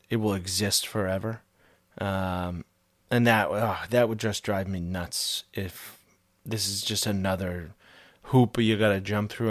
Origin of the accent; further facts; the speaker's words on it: Canada; as a Canadian